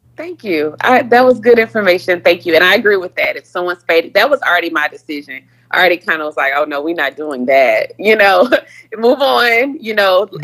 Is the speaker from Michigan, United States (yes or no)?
no; Houston, Texas, United States; I'm from Third Ward, you know. I'm from the hood